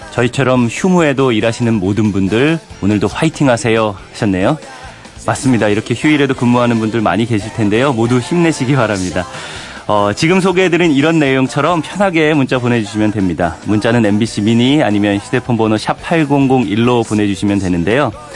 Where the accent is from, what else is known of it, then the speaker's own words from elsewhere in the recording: Daejeon, South Korea; 저도 대전 사람이라